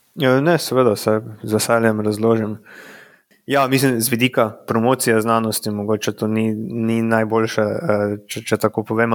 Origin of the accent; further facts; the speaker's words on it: Radenci, Slovenia; now in Prekmurje, Slovenia; prihajam po rodu iz Radencev